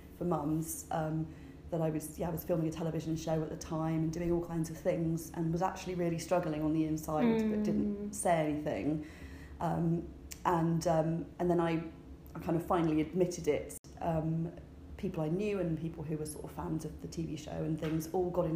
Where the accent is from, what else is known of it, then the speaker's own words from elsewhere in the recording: United Kingdom; I'm British